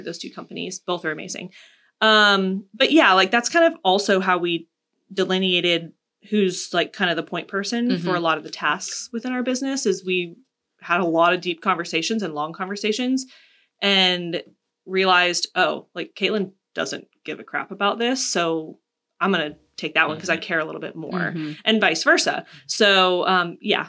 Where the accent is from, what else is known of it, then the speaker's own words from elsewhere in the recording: Florida, United States; now in Columbia, United States; I'm from Florida